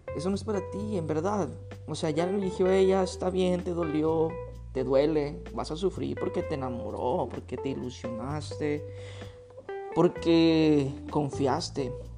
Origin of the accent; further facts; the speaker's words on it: Guadalajara, Jalisco, Mexico; En México decimos, en Guadalajara decimos chido